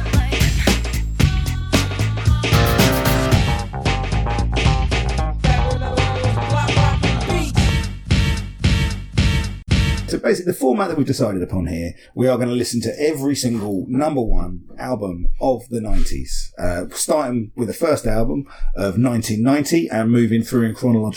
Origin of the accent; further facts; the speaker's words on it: Luton, East of England, United Kingdom; I'm from Luton